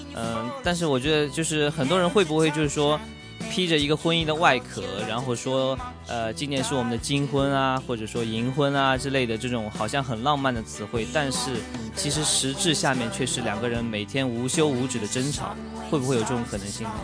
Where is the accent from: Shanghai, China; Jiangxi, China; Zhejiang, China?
Zhejiang, China; Ningbo; 它的取景地就是在我的家乡宁波